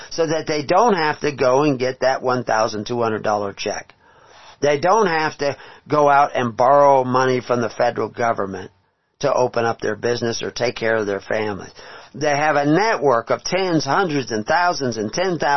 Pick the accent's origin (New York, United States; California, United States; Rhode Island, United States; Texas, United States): Texas, United States; moved away; I was from Texas